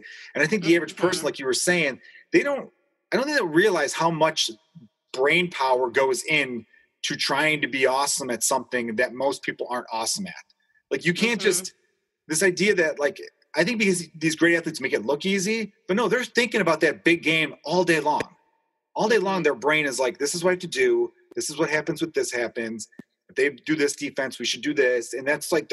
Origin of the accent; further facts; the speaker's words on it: Chicago, Illinois, United States; I grew up in Chicago during the 90s